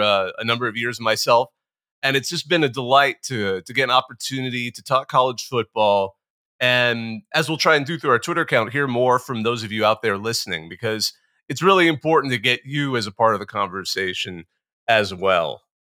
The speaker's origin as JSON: {"language": "English", "town": "Bakersfield", "region": "California", "country": "United States", "tie": "born or raised there", "moved": "yes", "said": "I grew up in Bakersfield, the armpit of California"}